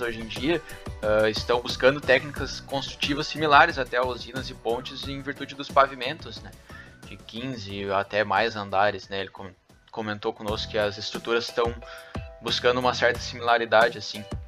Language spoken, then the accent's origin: Portuguese; Capão da Canoa, Rio Grande do Sul, Brazil; eu sou de Capão da Canoa